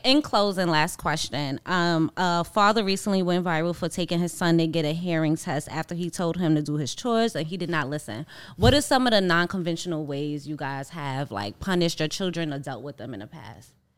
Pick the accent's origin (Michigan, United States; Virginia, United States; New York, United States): New York, United States; New York City; moved away; me growing up in Harlem